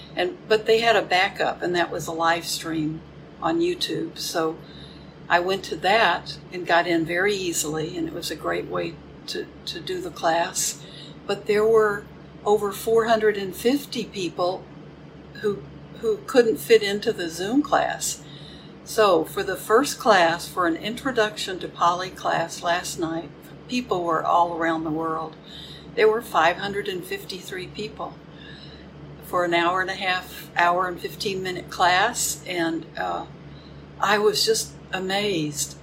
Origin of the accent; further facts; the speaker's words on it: Houston, Texas, United States; now in Crystal Lake, United States; My hometown is Houston